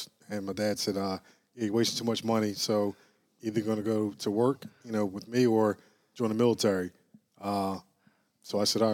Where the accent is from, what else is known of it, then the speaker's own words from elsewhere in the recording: Philadelphia, Pennsylvania, United States; now in New Jersey, United States; I'm a Philadelphia homegrown, Mount Airy, to be exact